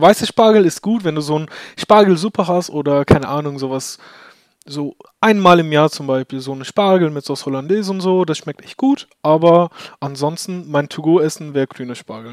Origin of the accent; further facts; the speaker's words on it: Turkey; now in Germany; ich bin ja in der Türkei geboren